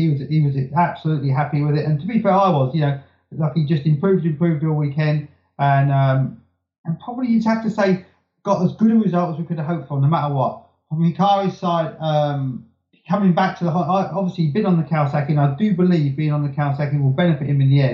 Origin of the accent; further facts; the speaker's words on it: United Kingdom; I'm British